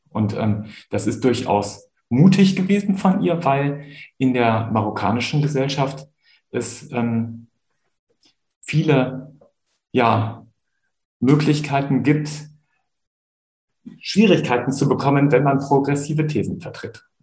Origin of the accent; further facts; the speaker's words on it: Germany; Ich bin Christ, ich bin ein Mann, ich bin ein Deutscher, ich habe Islamwissenschaft studiert, habe etwa zwei Jahre in, der Isla in unterschiedlichen Staaten der islamischen Welt gelebt